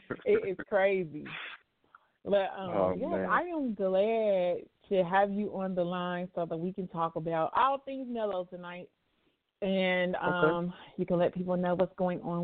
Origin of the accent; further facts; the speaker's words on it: Chicago, Illinois, United States; We both from the West Side